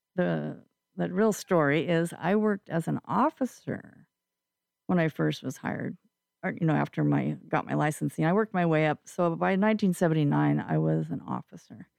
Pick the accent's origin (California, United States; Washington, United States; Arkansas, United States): Washington, United States; Eastern; moved away as an adult; also born or lived in Spokane, Washington / Moses Lake, Washington; now in Vashon Island, United States; I'm uh, actually from Eastern Washington